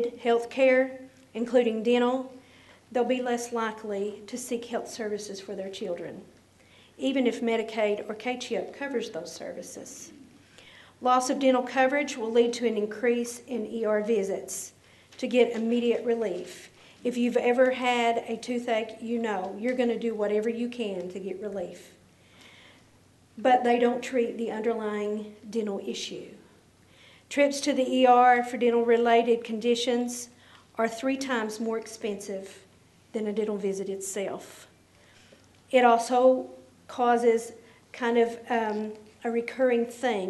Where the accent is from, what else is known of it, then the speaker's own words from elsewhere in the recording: Whitesburg, Kentucky, United States; I'm from Whitesburg, Kentucky